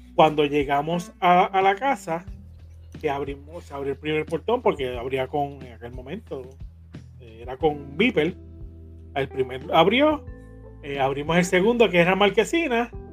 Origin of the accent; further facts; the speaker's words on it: Carolina, Puerto Rico; yo viví en Carolina